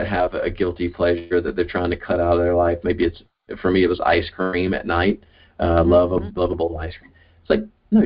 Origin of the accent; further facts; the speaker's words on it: the South, United States; I'm from the South, and we speak in riddles and euphemisms and metaphors and stories